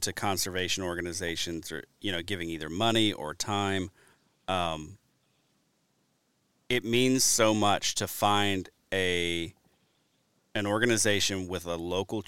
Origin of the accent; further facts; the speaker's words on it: Alabama, United States; also born or lived in Louisiana; now in Wisconsin, United States; coming from the Deep South, I grew up in Alabama, then moved to Wisconsin